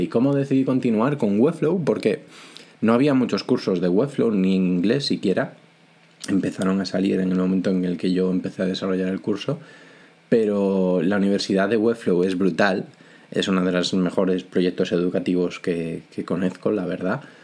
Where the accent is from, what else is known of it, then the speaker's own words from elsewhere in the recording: Vigo, Galicia, Spain; now in A Coruña, Spain; soy gallego, vivo en A Coruña, aunque de toda la vida soy de Vigo